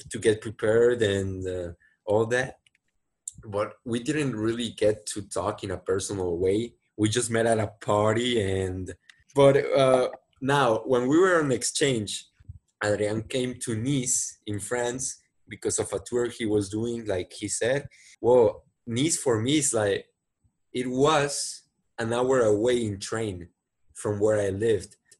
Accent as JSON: {"language": "English", "town": "Monterrey", "region": "Nuevo León", "country": "Mexico", "tie": "born or raised there", "second_language": "English", "said": "so I was born here in Monterrey, Mexico. Uh, I really like my city and I'm living here right now. Basically, I've been living here most of my lives."}